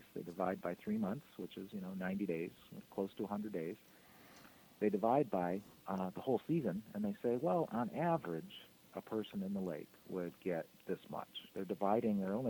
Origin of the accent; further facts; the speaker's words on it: Kalamazoo, Michigan, United States; I'm from Kalamazoo, Michigan originally. That's where I'm speaking to you from right now. Some of my first memories when I was probably 3 or 4 years old was climbing Warren Dunes